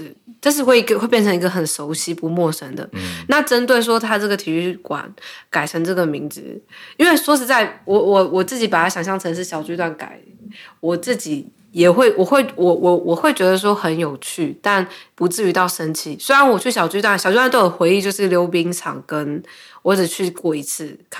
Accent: Taiwan; moved away as an adult; also born or lived in San Francisco, United States; now in Los Angeles, United States; 我说我是从台湾来的

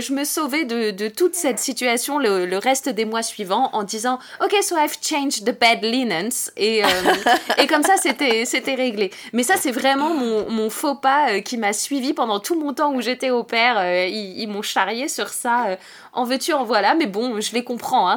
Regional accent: France; chez nous en France

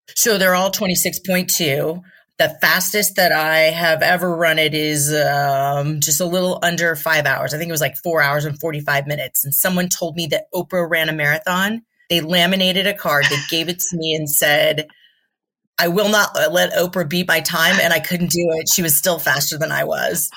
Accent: Southern California, United States; also born or lived in Yucca Valley, California; I was born and raised in Southern California

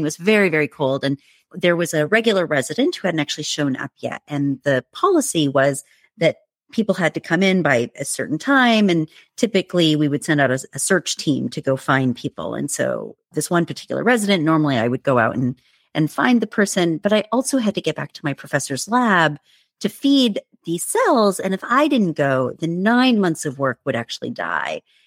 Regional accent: United States; I, I was born and raised in the United States, but my parents were immigrants from India

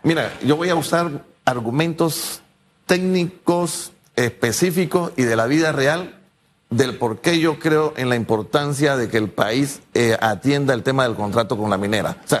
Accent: Panama; yo como panameño

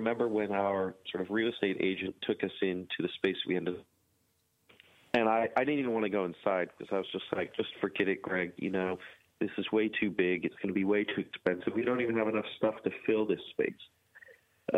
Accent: United States; also born or lived in Hampstead / Oxford; as an American

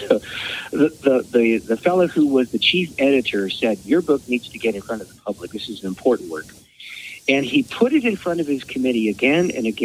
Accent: Canada; a no-name, nondescript Canadian

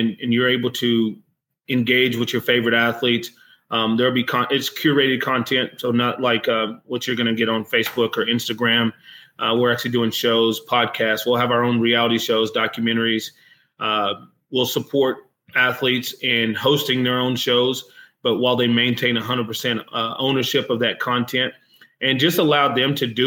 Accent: United States; I'm American

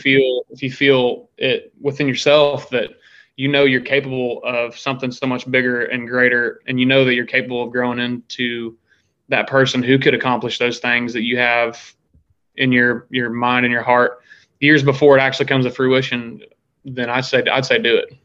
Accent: Pleasant Hill, Missouri, United States; moved away as an adult; now in Nashville, United States; I am originally from Pleasant Hill, Missouri, which is uh, just southeast of Kansas City.

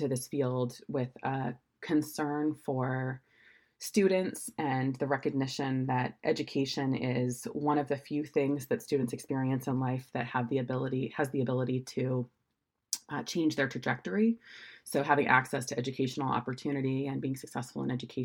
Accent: Oregon, United States; moved away as an adult; also born or lived in San Francisco; I'm from Oregon originally, so I'm one of the few born and raised in Oregon

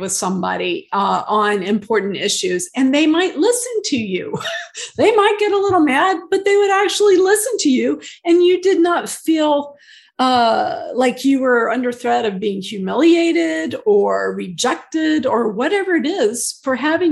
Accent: United States; growing up in the United States

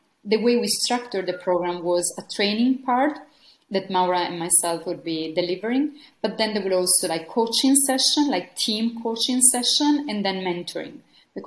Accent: Italy; moved away as an adult; also born or lived in Brazil; now in Malta; I was coming from Italy, and the last year I was in Italy

